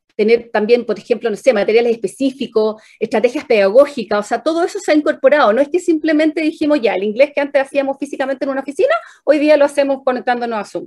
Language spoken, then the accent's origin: Spanish; Chile; como chilenos